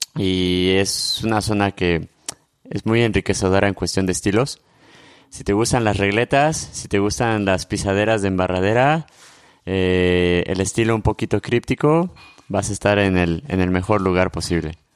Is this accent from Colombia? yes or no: no; Morelia, Michoacán, Mexico; soy de Morelia.